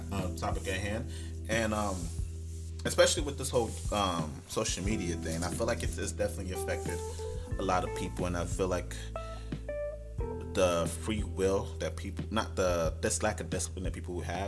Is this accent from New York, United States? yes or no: yes; New York City, New York, United States; I grew up in Brooklyn, New York